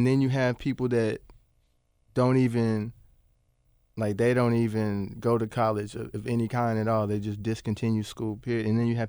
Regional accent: Bartlett, Tennessee, United States; Yeah, I grew up in Bartlett.

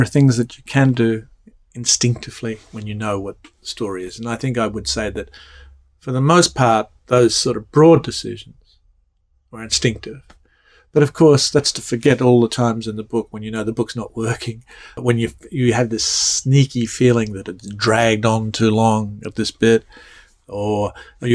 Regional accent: Australia; accent: Australian; moved away as an adult; now in United States; growing up in Australia

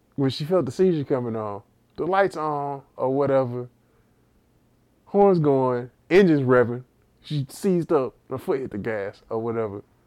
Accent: Texas, United States; accent: heavy Texas; I have a heavy Texas, Texas accent

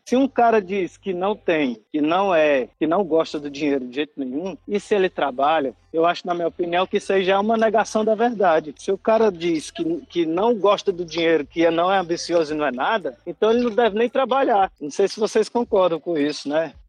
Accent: Fortaleza, Ceará, Brazil; moved away as an adult; now in Portugal; sou de Fortaleza

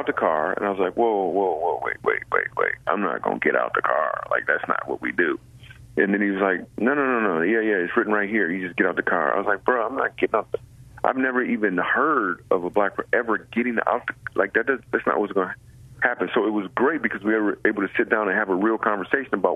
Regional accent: Grand Rapids, Michigan, United States; I grew up in Grand Rapids, Michigan.

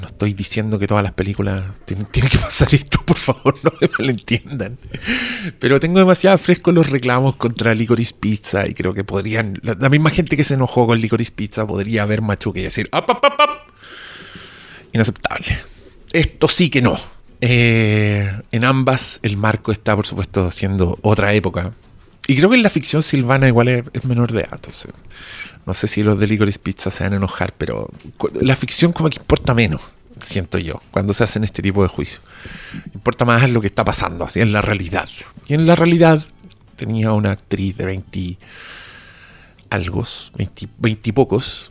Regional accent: Chile; soy chileno

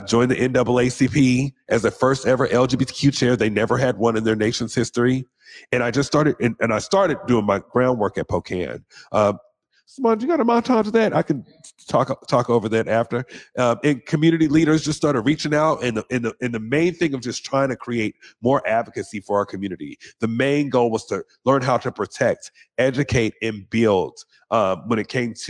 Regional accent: Seattle, Washington, United States; I grew up here in the South End of Seattle

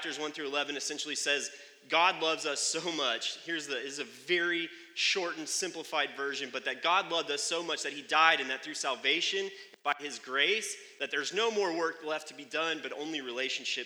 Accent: United States; I'm an American

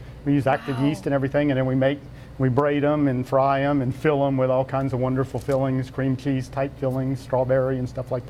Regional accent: Lafayette, Louisiana, United States; I'm from Lafayette.

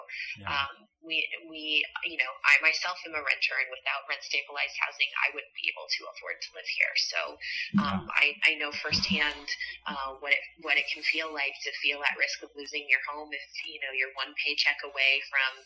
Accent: Midwest, United States; born or raised there; now in West Hollywood, United States

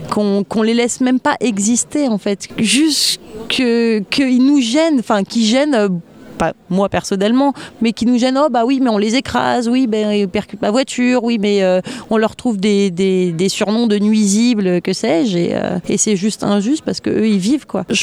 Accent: France; du coup, bah comme je suis française, je me suis dit bah, je vais déjà protéger les animaux qu'il y a dans mon pays.

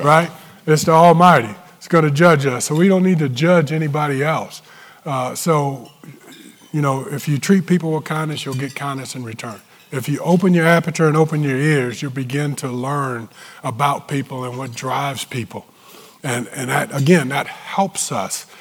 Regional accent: Newport News, Virginia, United States; moved away; We're both from Newport News

